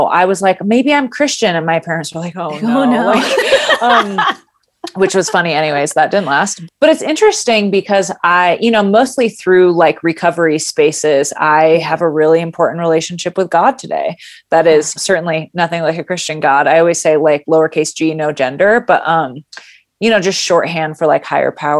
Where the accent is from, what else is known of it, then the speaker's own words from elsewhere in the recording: Grand Rapids, Michigan, United States; also born or lived in California; I was born and raised in Grand Rapids